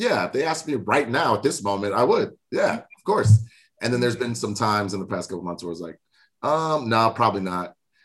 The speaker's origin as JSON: {"language": "English", "region": "South Florida", "country": "United States", "said": "We're both from South Florida"}